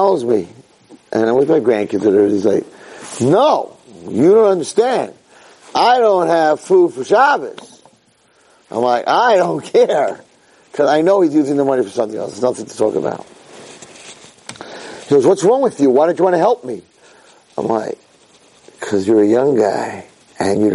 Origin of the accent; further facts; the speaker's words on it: United States; now in Israel; I'm an American